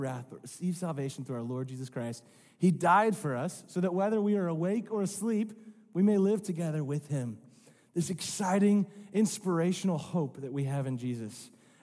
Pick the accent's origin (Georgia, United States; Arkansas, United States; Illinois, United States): Arkansas, United States; Rogers; I'm from Northwest Arkansas. I grew up in Rogers.